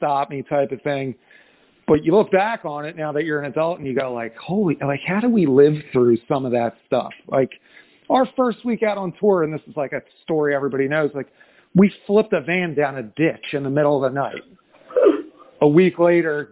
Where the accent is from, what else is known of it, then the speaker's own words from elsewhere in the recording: New Jersey, United States; I am from South Jersey, so we sit right in between Philadelphia and Atlantic City